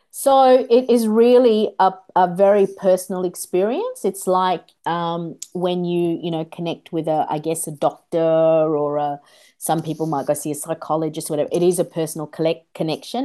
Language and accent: English; Australia; also born or lived in Kolkata, India; I was born in Kolkata, India. And in our culture, the grandmother raises the child a lot of the time. And when we came here to Australia, I was six.